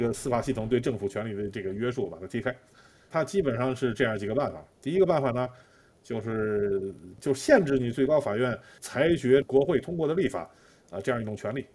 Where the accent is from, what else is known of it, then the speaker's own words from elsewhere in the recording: China; now in Israel; 我们中国人